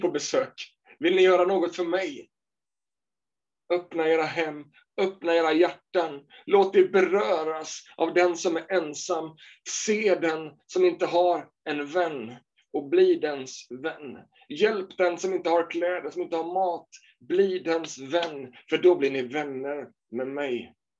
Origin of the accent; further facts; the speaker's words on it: Småland, Sweden; när jag växte upp i Småland